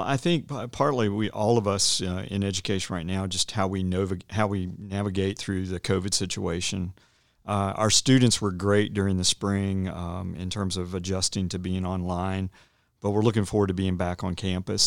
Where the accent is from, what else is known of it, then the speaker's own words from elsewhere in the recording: Roanoke, Virginia, United States; also born or lived in Dallas / Cedarville; I'm from the area. I grew up in Roanoke